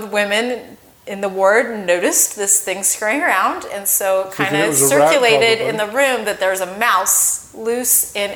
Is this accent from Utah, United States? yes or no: yes; Orem, Utah, United States; also born or lived in Lindon, Utah; I grew up in Utah County.